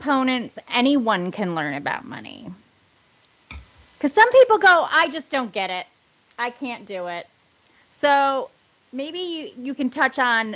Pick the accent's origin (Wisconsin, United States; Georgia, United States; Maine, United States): Wisconsin, United States; rural; moved away; I'm from rural Wisconsin, okay? Mm-hmm. The town I'm from is 700 people. My graduating class was 26 people